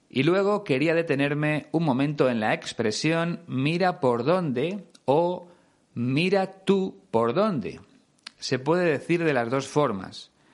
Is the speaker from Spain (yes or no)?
yes; Spain; mi país